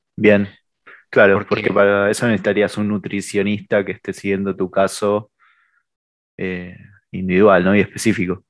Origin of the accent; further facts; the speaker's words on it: Argentina; venimos de Argentina